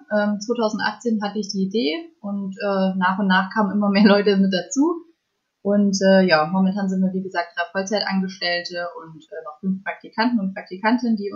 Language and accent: German; Fulda, Hesse, Germany; ich bin 24 Jahre alt und ich komme aus Fulda.